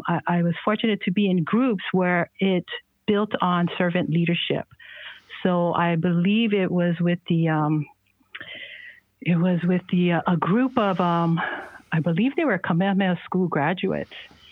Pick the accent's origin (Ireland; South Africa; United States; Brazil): United States; Honolulu, Hawaii; also born or lived in Kauai; I was born and raised on Oahu in Kaimuki.